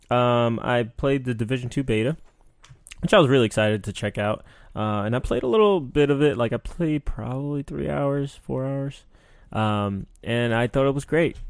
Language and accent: English; New York, United States; growing up in New York